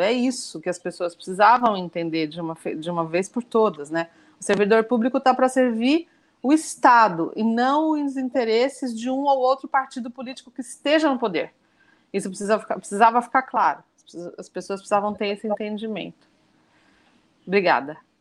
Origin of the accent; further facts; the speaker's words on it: Brazil; como brasileira